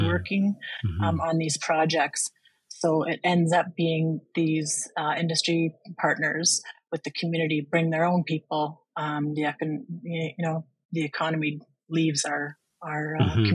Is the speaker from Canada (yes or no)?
yes; Red Rock Indian Band, Lake Helen Reserve, Ontario, Canada; I'm from Red Rock Indian Band from Lake Helen Reserve.